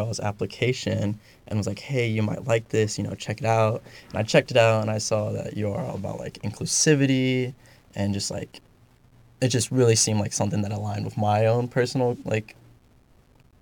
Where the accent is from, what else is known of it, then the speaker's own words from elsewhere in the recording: Lexington, Kentucky, United States; born and raised in Lexington, Kentucky.